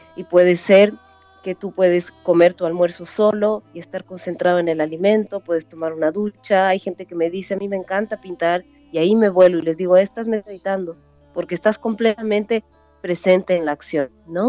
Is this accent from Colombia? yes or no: no; Bolivia; moved away as an adult; also born or lived in Chile